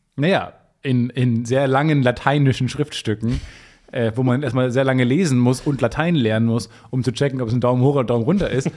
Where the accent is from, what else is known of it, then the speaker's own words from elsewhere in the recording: near Travemünde on the Baltic Sea, Schleswig-Holstein, Germany; moved away; in meiner Heimat